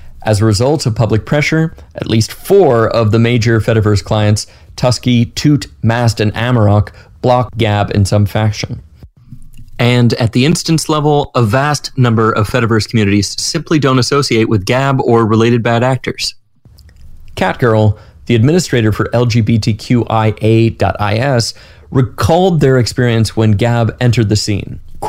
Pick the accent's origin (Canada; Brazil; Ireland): Canada; I'm Canadian, I'm not really a very vocal person, I don't like confrontation